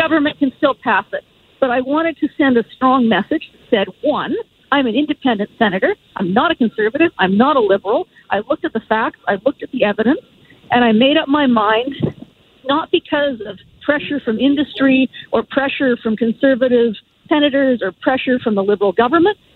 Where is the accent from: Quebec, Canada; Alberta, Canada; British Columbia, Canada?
Alberta, Canada; I'm from Alberta.